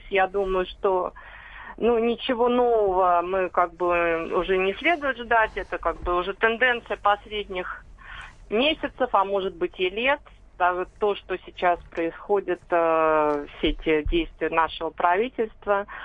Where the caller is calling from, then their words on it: Moscow, Russia; Я из Москвы звоню.